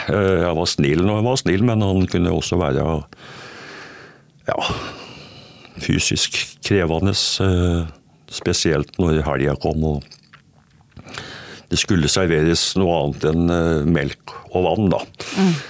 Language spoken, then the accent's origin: Norwegian; Østfold, Norway; Jeg kommer fra Østfold, jeg påstår iallfall det. Selv om jeg har bodd en del steder rundt i landet i barndommen, så har hele voksenlivet mitt vært i Østfold.